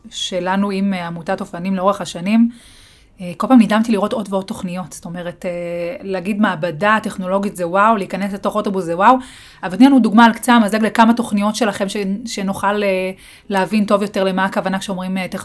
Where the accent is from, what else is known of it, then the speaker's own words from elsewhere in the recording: Beit Shemesh, Jerusalem District, Israel; אני אה, גם גדלתי בפריפריה, גדלתי בבית שמש